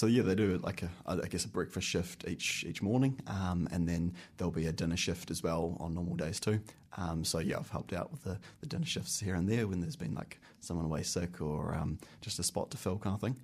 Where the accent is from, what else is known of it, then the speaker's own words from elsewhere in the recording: Christchurch, Canterbury, New Zealand; moved away as an adult; now in Wellington, New Zealand; I'm from Christchurch. I grew up in Christchurch and went to university and school down in Christchurch